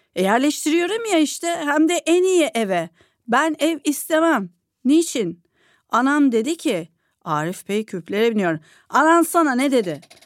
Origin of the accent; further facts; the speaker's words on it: İzmir, Turkey; bir İzmirli olarak